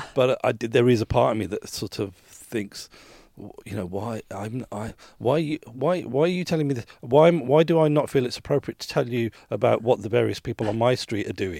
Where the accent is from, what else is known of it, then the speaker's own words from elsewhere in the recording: Birmingham, West Midlands, United Kingdom; moved away; I, I grew up in Birmingham